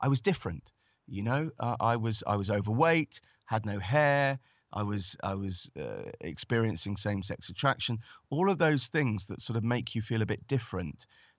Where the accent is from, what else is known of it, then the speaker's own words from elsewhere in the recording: Stanmore, London, United Kingdom; she grew up in Golders Green, then I grew up in Stanmore, and she now lives in Hertfordshire.